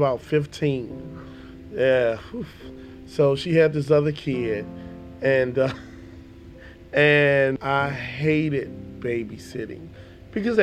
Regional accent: Chicago, Illinois, United States; I am from Chicago. Grew up in Chicago on the South Side.

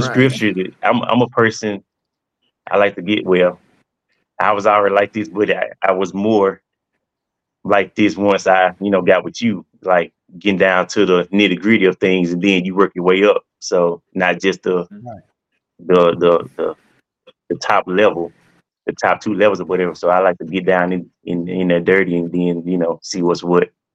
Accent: Monticello, Mississippi, United States; from Mississippi, Monticello, Mississippi, a small town

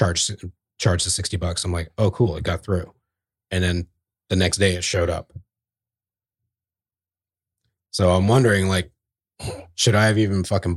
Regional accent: New Jersey, United States; born there; I'm a citizen, damn it. Yeah. I was born in New Jersey.

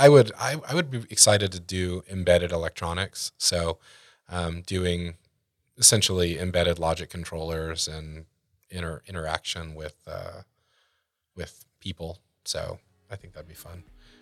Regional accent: Texas, United States; Well, once again, growing up in Texas

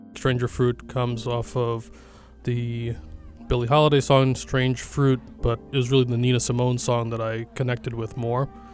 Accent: New York City, New York, United States; I'm an artist from Brooklyn, New York

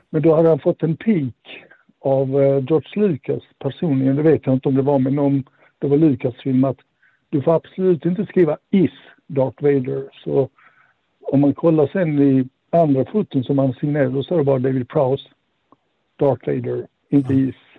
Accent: Malmö, Skåne, Sweden; moved away; Jag är från Malmö ursprungligen

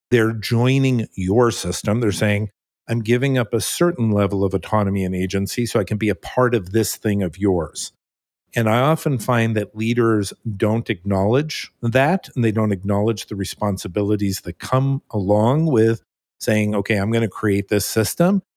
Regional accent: California, United States; also born or lived in New Jersey; at the age of six, I moved to California, my, well, my family moved to California, I, I went along with them

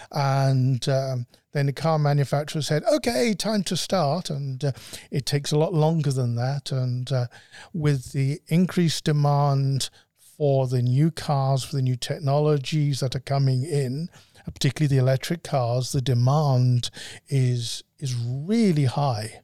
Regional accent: United Kingdom; moved away as an adult; also born or lived in Scotland; now in Arizona, United States; I'm a Brit and my wife is a, a Scottish Brit.

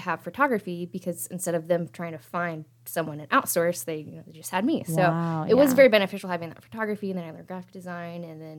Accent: Muncie, Indiana, United States; moved away as an adult; now in Indianapolis, United States; I am a local photographer here in Indianapolis. I'm originally from Muncie. I went to Ball State.

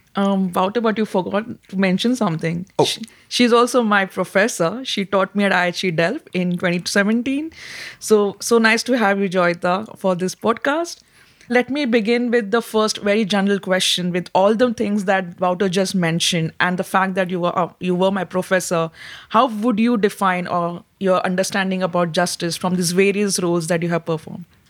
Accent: India; as an Indian

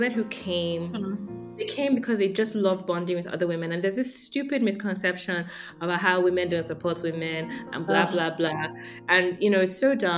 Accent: Nigeria; Growing up in Nigeria

